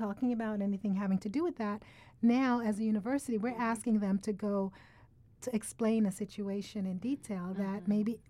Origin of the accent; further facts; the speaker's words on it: United States; And while I am very, very influenced by my Caribbean culture, mm-hmm. I grew up in the United States.